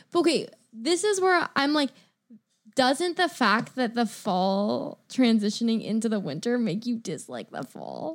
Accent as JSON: {"language": "English", "town": "Sacramento", "region": "California", "country": "United States", "tie": "born or raised there", "moved": "yes", "lives_now": "Seattle, United States", "said": "I grew up in Sacramento"}